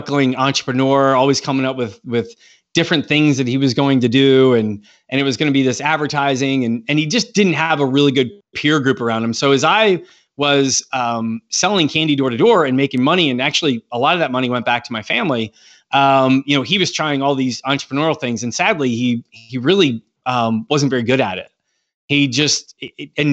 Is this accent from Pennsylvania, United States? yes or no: yes; Pennsylvania, United States; now in Georgia, United States; I was born in Pennsylvania, actually. I wasn't born here in Georgia.